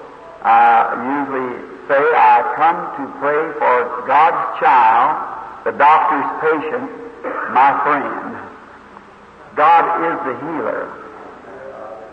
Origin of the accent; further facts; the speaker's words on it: Jeffersonville, Indiana, United States; I am from Indiana, the little city of Jeffersonville, just across from Louisville, Kentucky.